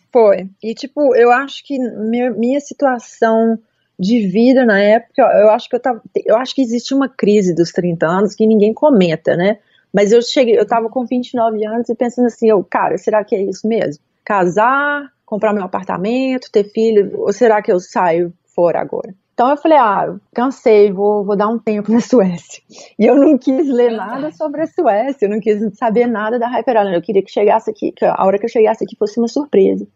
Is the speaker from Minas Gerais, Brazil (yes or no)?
yes; Belo Horizonte, Minas Gerais, Brazil; moved away as an adult; also born or lived in Munich, Germany / Gothenburg, Sweden; eu comecei em BH, eu sou de BH